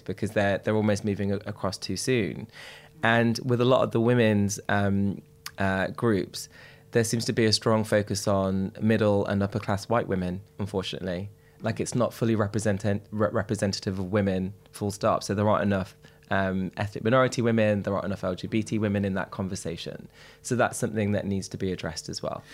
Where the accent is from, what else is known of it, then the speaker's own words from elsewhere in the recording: Derby, East Midlands, United Kingdom; I'm from Derby, which people are most horrified with when I tell them